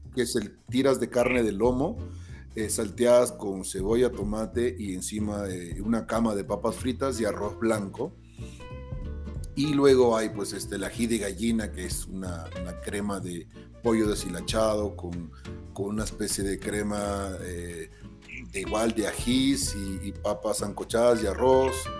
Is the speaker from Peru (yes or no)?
yes; Peru; yo que soy peruano